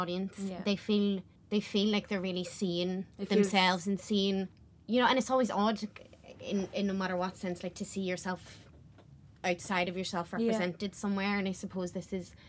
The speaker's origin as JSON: {"language": "English", "town": "Belfast", "region": "Northern Ireland", "country": "United Kingdom", "said": "I'm from West Belfast."}